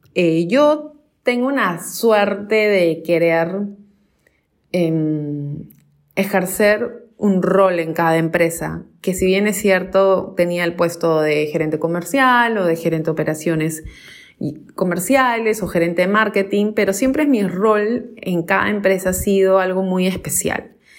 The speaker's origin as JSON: {"language": "Spanish", "region": "Lima", "country": "Peru", "tie": "born or raised there", "said": "Yo tengo 37 años, eh, nací acá en Lima, Perú"}